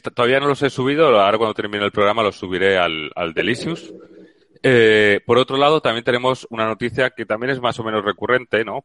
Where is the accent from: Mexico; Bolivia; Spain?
Spain; Valencia, Valencian Community; now in Seville, Spain; Valencia, que es de donde yo soy